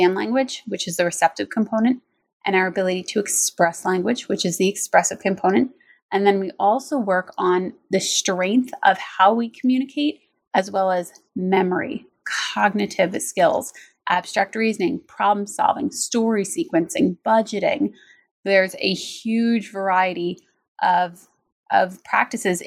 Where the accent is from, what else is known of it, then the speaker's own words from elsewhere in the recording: United States; also born or lived in New Jersey; I actually grew up in New York and New Jersey